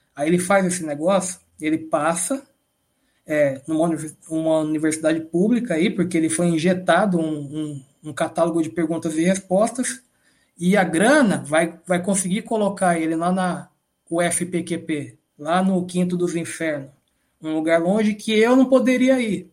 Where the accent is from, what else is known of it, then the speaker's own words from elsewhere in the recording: São Paulo, Brazil; Eu estudei num colégio público aqui de São Paulo